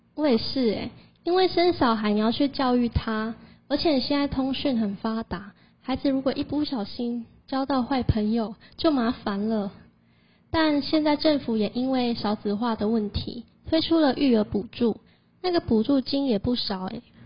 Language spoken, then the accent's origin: Chinese; Fangliao, Pingtung County, Taiwan; 我可是屏东方疗土生土长的在地人呢